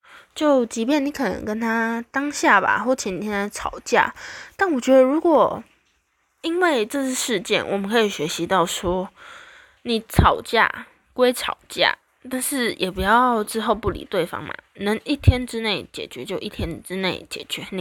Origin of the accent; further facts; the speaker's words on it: Taiwan; 我们台湾人